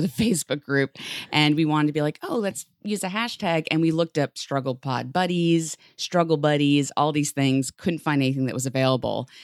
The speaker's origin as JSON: {"language": "English", "town": "New York City", "region": "New York", "country": "United States", "said": "as a New Yorker"}